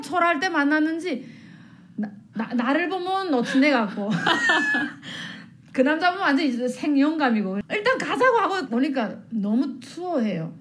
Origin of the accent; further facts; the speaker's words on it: North Korea; moved away as an adult; also born or lived in China / South Korea; now in Maryland, United States; 저는 북한에서 어, 서해 쪽에 그 서해 바다 쪽에서 살았는데